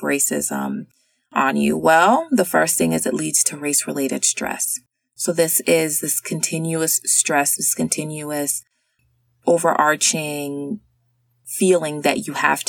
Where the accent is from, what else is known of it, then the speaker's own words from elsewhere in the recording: the South, United States; I'm from the South. I grew up there